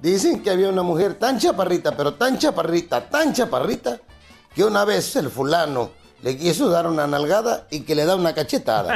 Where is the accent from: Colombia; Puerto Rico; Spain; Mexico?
Mexico; Acapulco, Guerrero